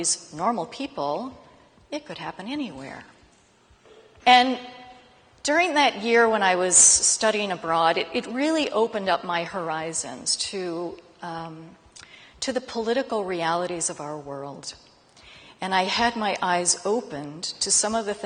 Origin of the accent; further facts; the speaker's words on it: Denver, Colorado, United States; I am from Denver, Colorado, and grew up in a very conventional Christian family